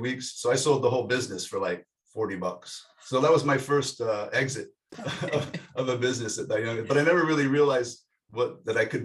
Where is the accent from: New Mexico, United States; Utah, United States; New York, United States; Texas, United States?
Utah, United States; Salt Lake City; I grew up in Salt Lake City, Utah